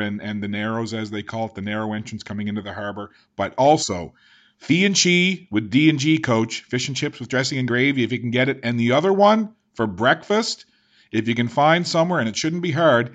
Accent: St. John's, Newfoundland and Labrador, Canada; moved away; I'm originally from St. John's in Newfoundland and Labrador.

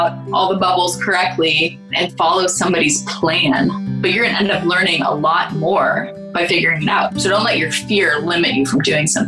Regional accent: near Berkeley, California, United States; I grew up near Berkeley, California

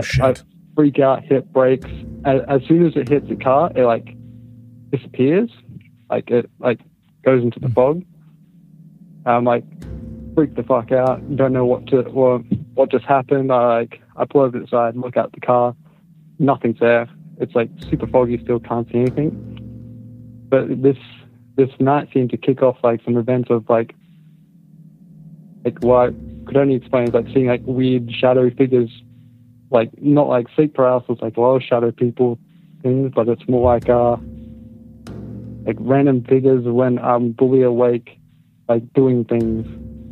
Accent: Australia; I'm from Australia.

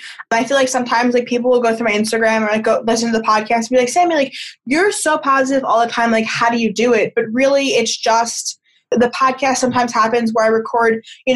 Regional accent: New York, United States; moved away as an adult; now in California, United States; I think for college, I moved cross country. So I moved from New York to California.

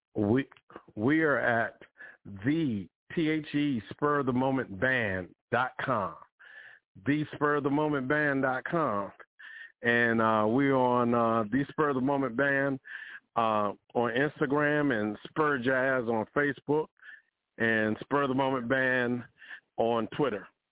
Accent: Washington, District of Columbia, United States; I'm from Washington D.C.

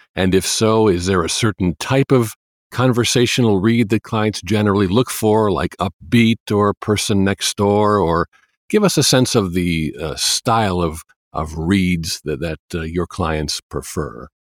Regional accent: Chicago, Illinois, United States; I'm from Chicago

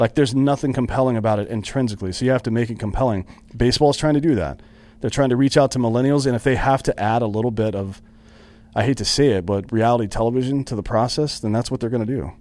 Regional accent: near Anderson, South Carolina, United States; That was, that was uh, near my hometown.

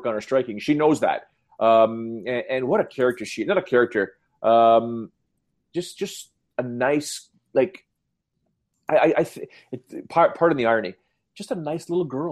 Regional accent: Canada; accent: Canadian; I sound too Canadian

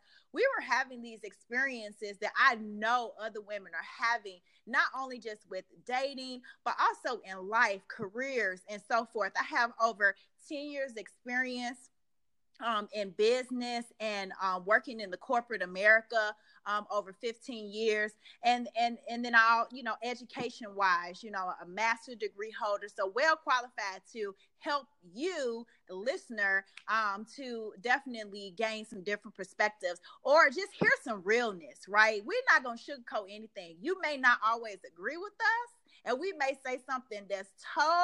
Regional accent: Midwest, United States; moved away; I'm originally from the Midwest

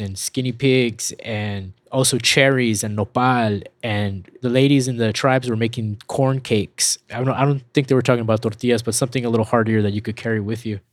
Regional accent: El Paso, Texas, United States; We grew up in West Texas

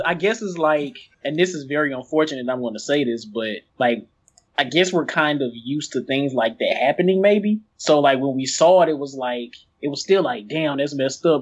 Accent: East St. Louis, Illinois, United States; here in my hometown, um, for the past few years

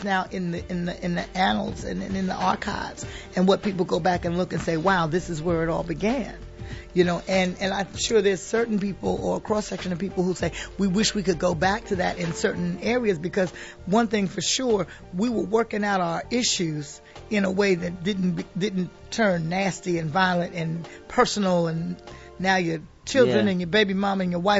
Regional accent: New York City, New York, United States; also born or lived in Bronx; I'm from Harlem.

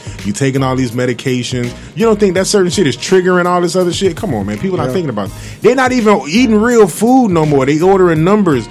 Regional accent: Fort Lauderdale, Florida, United States; I'm from Fort Lauderdale

